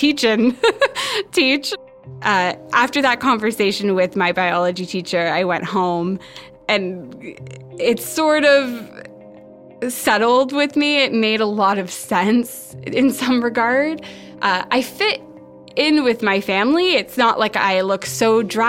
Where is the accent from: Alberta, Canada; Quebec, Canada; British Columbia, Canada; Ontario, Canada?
Ontario, Canada; Ottawa; now in Vancouver, Canada; I was born in Ottawa in January 1991.